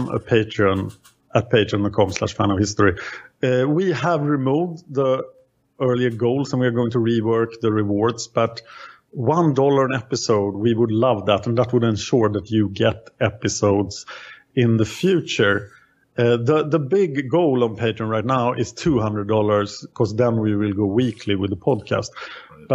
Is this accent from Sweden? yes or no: yes; Sweden; I am from Sweden.